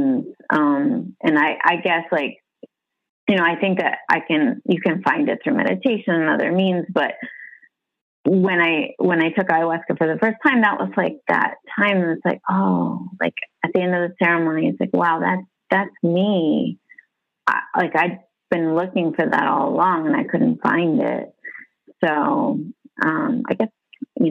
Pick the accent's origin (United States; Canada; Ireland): United States; Massachusetts; moved away as an adult; now in Miami, United States; I'm originally from Massachusetts.